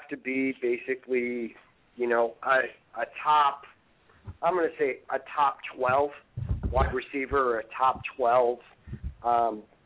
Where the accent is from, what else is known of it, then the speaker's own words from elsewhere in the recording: Midwest, United States; now in Maine, United States; I'm originally from the Midwest